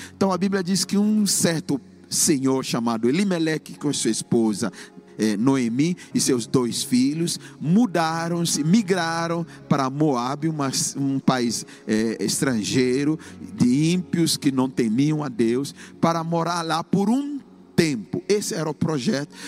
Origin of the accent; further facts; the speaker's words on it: Ghana; moved away as an adult; cursando engenharia química no país de Gana, na minha terra natal, onde eu nasci.